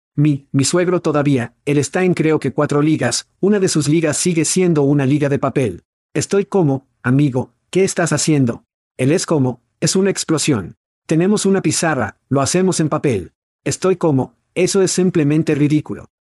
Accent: United States; now in Portugal; Somos dos muchachos de los EU. Estás en Suecia y yo estoy en Portugal

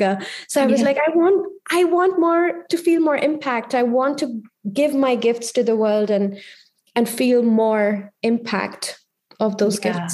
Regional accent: India; moved away as an adult; also born or lived in Delhi, India / Geneva, Switzerland; as an Indian woman

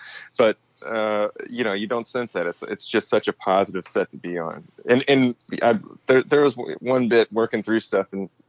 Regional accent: the South, United States; when growing up in the South, you kind of realize how much your comedic tastes are influenced by Danny McBride

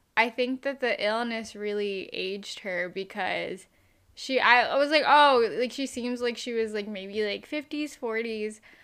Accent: United States; I'm American

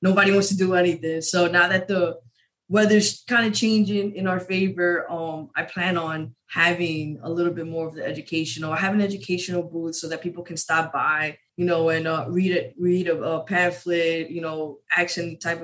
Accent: New York, United States; moved away as an adult; I'm originally from New York.

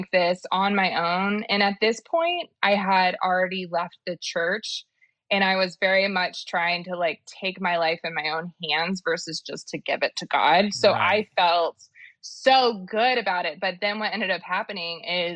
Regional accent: Dallas, Texas, United States; I'm from Dallas

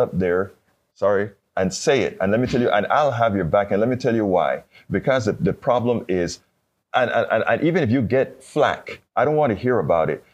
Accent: Panama; I'm from Panama

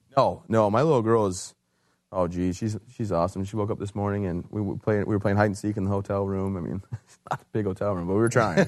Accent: Michigan, United States; moved away as an adult; also born or lived in Fort Bragg, North Carolina; I'm from Michigan originally

